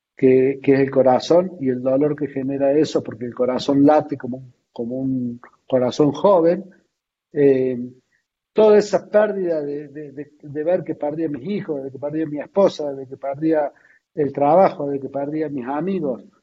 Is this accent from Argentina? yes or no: yes; Argentina